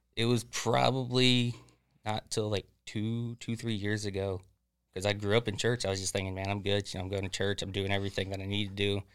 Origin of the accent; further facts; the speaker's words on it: Florida, United States; Florida born and raised, uh, about forty-five minutes south of Leesburg